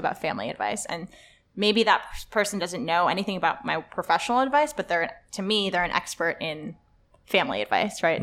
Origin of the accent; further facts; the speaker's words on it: Los Angeles, California, United States; English is a second language; I went to Le Lycée Français, which is a French high school in L